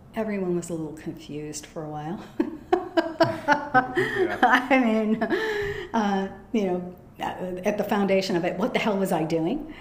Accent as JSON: {"language": "English", "town": "Des Plaines", "region": "Illinois", "country": "United States", "tie": "born or raised there", "also_born_or_lived": "Chicago", "said": "I was born in Chicago proper, but when I was uh, five, we moved to the suburbs, a suburb named Des Plaines. And, um, you know, I had a Midwestern childhood"}